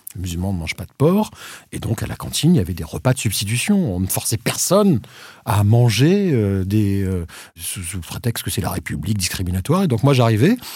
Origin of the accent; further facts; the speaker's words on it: Réunion; also born or lived in Madagascar; now in France; je suis né français à Madagascar, euh, je suis, j'ai grandi à la Réunion